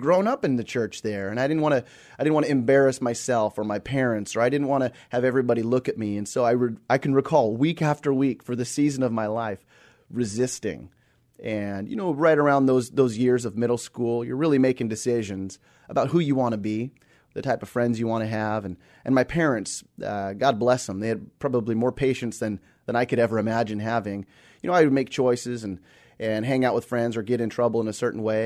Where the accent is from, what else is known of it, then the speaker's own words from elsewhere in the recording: Seattle, Washington, United States; also born or lived in Australia; I was I was born and raised here in the Seattle area